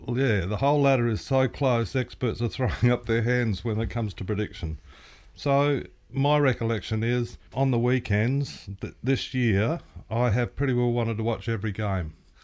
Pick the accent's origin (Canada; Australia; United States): Australia; Adelaide, South Australia; moved away as an adult; now in Brisbane, Australia; I was born in Adelaide and raised on Port Adelaide by my grandparents.